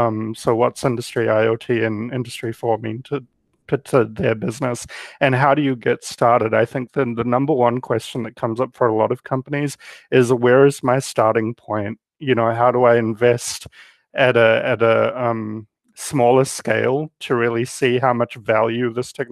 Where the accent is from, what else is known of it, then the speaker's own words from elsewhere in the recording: New Zealand; now in United States; Well, I came here from New Zealand because I had a personal reason